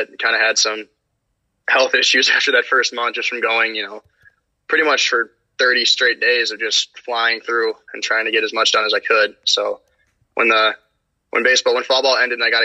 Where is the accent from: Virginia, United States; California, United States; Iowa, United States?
Iowa, United States; moved away as an adult; now in Massachusetts, United States; Growing up in Iowa and having family out on the East Coast